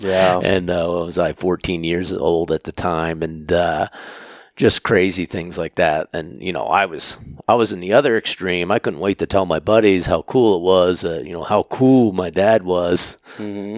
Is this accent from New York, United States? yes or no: no; Pennsylvania, United States; moved away as an adult; also born or lived in Maine; I was born and raised in Pennsylvania